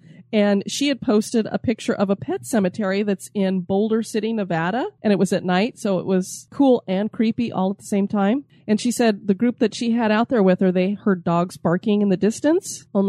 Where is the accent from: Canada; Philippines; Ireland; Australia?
Philippines; It's very rare for me to hear about my home country in a podcast